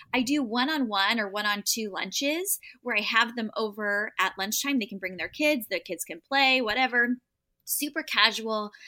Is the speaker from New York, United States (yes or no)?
no; San Diego, California, United States; born or raised there; moved away as an adult